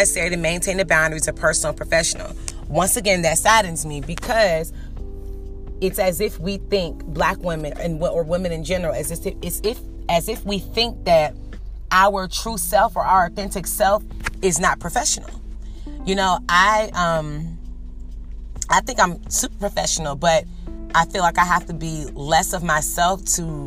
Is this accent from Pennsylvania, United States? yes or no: no; Norfolk, Virginia, United States; I'm from Norfolk. I have a bachelor's degree. I'm working on my master's degree